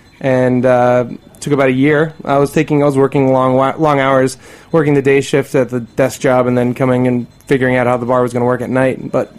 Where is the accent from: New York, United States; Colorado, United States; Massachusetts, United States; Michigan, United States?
Massachusetts, United States; north of Boston; moved away; I'm from Massachusetts, or I grew up north of Boston, and it's very different there.